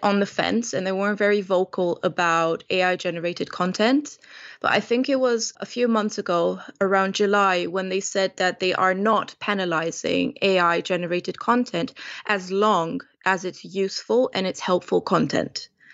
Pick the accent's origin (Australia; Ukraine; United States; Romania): Romania; moved away as an adult; now in London, United Kingdom; Romanian born and bred, and I've been in London for well over twelve years now.